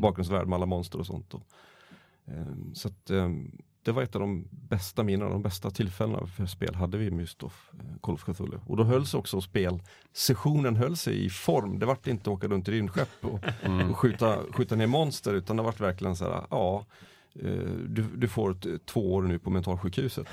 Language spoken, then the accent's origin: Swedish; Borlänge, Dalarna County, Sweden; Jag hade min, min bakgrund i Borlänge